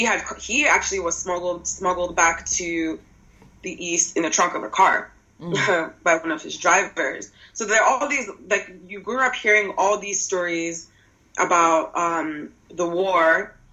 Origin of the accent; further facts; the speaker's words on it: Lagos, Nigeria; moved away as an adult; also born or lived in Osun State; now in United States; I grew up in Lagos.